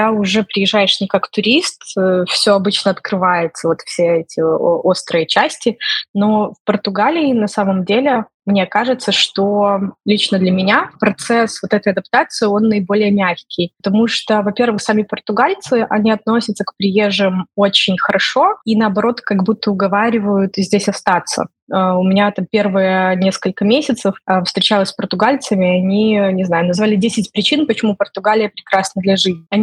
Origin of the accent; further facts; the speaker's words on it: Belarus; moved away; also born or lived in Ukraine; условно я и другие белорусы тоже вынуждены были уехать из Украины